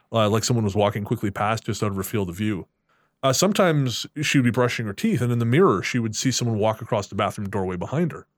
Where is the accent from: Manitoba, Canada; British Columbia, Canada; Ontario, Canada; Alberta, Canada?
British Columbia, Canada; Revelstoke; Revelstoke's my, of course, yeah, it's my hometown